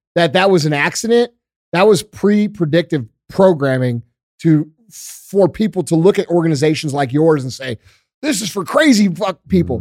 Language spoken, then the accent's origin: English; Missouri, United States; I grew up here in Missouri